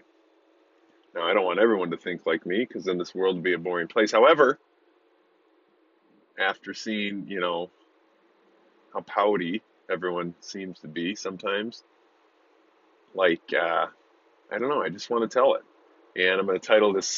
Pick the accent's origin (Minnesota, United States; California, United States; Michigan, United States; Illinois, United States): Michigan, United States; Grand Blanc; I grew up in Grand Blanc, Michigan, which is a suburb of Flint